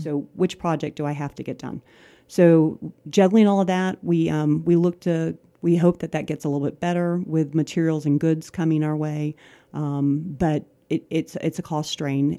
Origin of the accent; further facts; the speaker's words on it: Ocala, Florida, United States; Ocala's home. Um, I grew up here